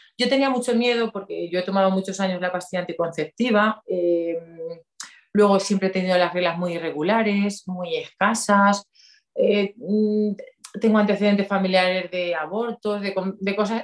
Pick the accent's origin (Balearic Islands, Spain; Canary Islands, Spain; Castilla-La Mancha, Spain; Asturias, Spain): Castilla-La Mancha, Spain; Ledaña; also born or lived in Valencia; soy de un pueblecito de Cuenca que se llama Ledaña